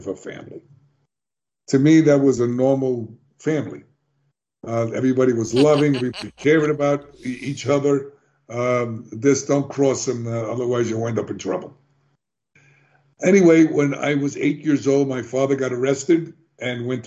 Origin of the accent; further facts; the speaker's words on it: New York City, New York, United States; I was born in the South Bronx in one of the worst neighborhoods